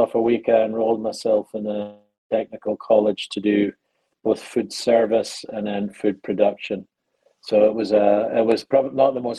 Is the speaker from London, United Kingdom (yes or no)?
no; Penicuik, Scotland, United Kingdom; moved away; as you probably gathered from the accent, I am not from the United States or Alabama. I'm from a little town called Pennycook in Scotland, just outside Edinburgh. And I grew up in a relatively tough working class town in Scotland